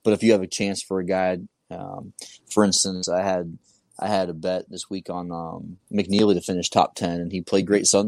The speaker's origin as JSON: {"language": "English", "region": "the South", "country": "United States", "tie": "born or raised there", "said": "Growing up in the South for the last, you know, 20 years"}